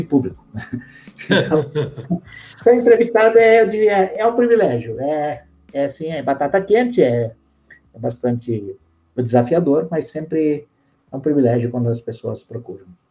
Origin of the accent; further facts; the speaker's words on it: Brazil; also born or lived in London, United Kingdom; onde eu moro, onde eu nasci, que é o Brasil, né? É, nasci aqui e, e, sou feliz aqui.